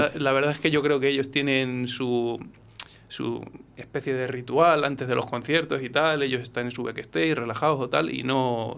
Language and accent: Spanish; Coca, Castile and León, Spain; born or raised there; moved away as an adult; now in Valladolid, Spain